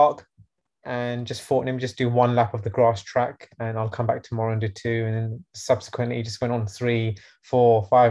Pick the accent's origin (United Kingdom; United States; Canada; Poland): United Kingdom; London; I'm from London